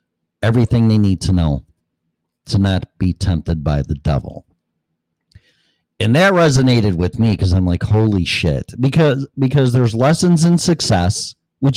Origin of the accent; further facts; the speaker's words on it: Hanover Park, Illinois, United States; moved away as an adult; also born or lived in Colorado; I was not born, but raised in, well, Hanover Park, which is right next door. You got Hanover Park, Bartlett, Streamwood, Illinois